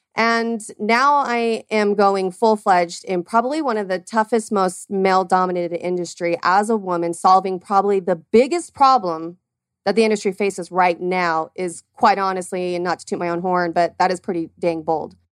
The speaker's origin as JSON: {"language": "English", "region": "Arizona", "country": "United States", "tie": "born or raised there", "said": "born and raised here in Arizona"}